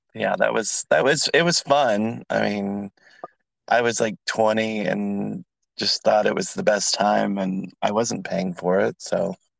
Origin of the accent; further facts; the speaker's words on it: California, United States; now in Atlanta, United States; I'm in Atlanta, so I'm from California.